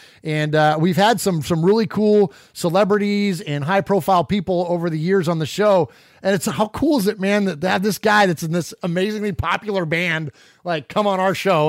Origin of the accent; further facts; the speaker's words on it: Bay Area, California, United States; moved away as an adult; now in Nashville, United States; Nashville, man, that's where I live now. I was born and raised in the Bay Area, but I live in Music City now.